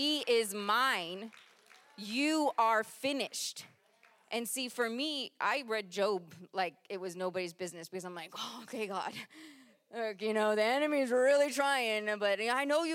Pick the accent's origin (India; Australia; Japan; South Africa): Japan; moved away; I was born in Japan